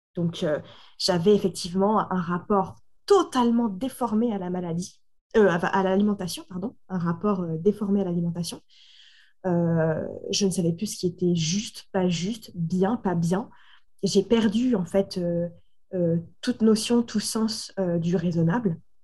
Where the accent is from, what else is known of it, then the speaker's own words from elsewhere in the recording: Normandy, France; je suis originaire donc, de Normandie